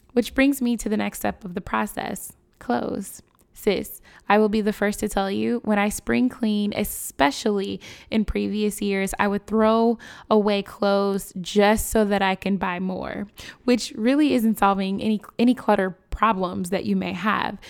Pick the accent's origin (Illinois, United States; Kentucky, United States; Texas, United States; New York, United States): Illinois, United States; Chicago; My hometown, Chicago